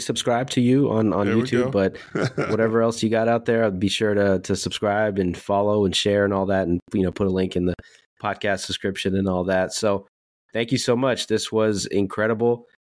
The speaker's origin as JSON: {"language": "English", "area": "Bay Area", "region": "California", "country": "United States", "tie": "born or raised there", "said": "I grew up in the Bay Area, right?"}